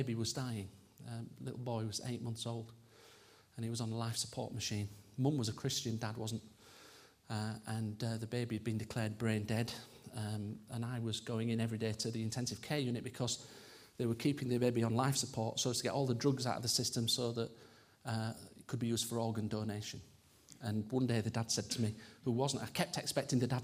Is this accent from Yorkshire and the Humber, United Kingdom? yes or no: yes; Yorkshire and the Humber, United Kingdom; I'm a Yorkshireman